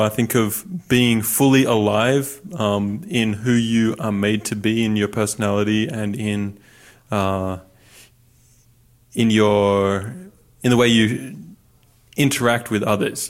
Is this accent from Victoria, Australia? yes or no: no; Newcastle, New South Wales, Australia; moved away as an adult; now in United States; I'm from the Central Coast, Newcastle area in New South Wales